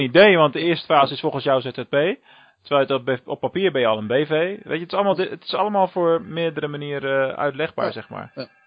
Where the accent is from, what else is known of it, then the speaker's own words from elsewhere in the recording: Rotterdam, South Holland, Netherlands; als Rotterdammer